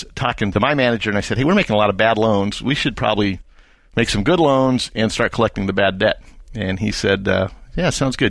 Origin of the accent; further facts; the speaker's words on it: Oroville, California, United States; Born and raised in California. Never lived in one city more than about 4 years until after graduating college. But the town I consider my hometown is a small Northern California town called Oroville.